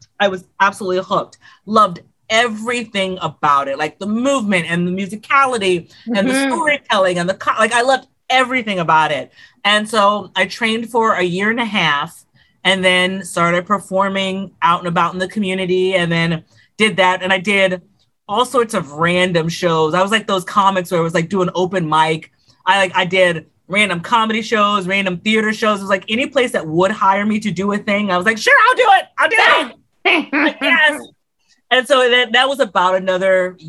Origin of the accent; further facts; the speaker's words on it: Houston, Texas, United States; I'm originally from Houston, Texas.